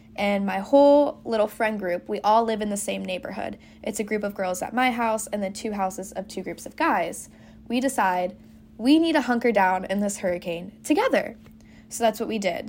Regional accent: Central Florida, United States; also born or lived in Boca Raton, Florida; I'm originally from Florida, but I'm from Central Florida

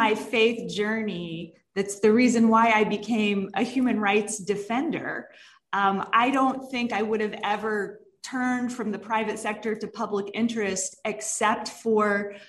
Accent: Dallas, Texas, United States; I'm actually from Texas originally.

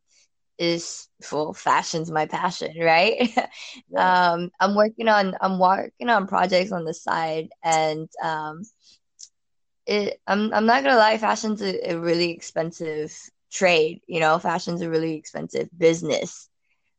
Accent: Houston, Texas, United States; moved away as an adult; now in Singapore; I'm from Houston.

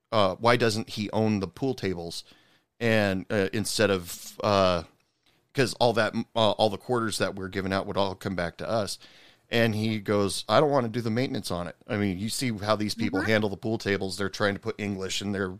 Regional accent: Oregon, United States; moved away as an adult; now in Texas, United States; I first moved out here to Texas. I'm originally from Oregon. I've been living out here for 11 years.

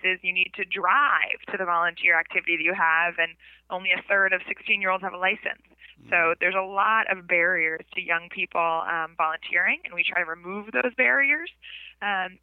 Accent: Mount Kisco, New York, United States; also born or lived in the Bronx, New York; now in Brooklyn, United States; I grew up in the Bronx and then Mount Kisco, and now I live in Brooklyn

